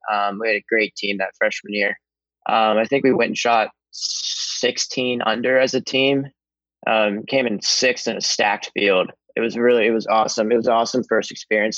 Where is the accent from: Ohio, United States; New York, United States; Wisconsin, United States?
Ohio, United States; Columbus; I've always been a huge hockey fan growing up in Columbus